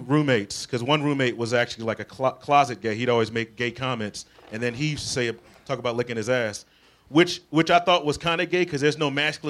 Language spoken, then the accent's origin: English; Florida, United States; moved away; also born or lived in Brooklyn, New York; I actually grew up in Florida.